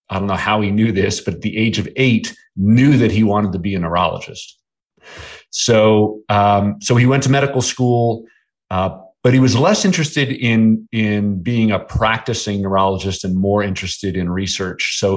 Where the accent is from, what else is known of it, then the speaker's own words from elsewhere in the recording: Bedford Hills, New York, United States; also born or lived in Manhattan, New York / New Jersey; we moved from New Jersey to the town that I grew up in, which was called Bedford Hills, New York.